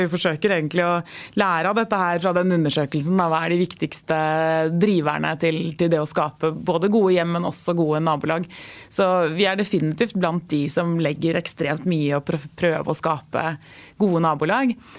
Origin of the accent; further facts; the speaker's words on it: Norway; vi nordmenn